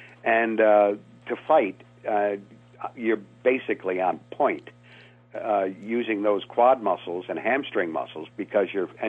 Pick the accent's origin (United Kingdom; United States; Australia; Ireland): United States; New England; Yeah, I grew up in New England, so I was pond hockey.